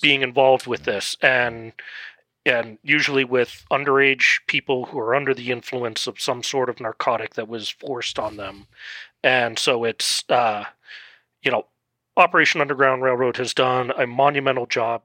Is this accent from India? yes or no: no; Netherlands; now in Colorado, United States; I grew up in the Netherlands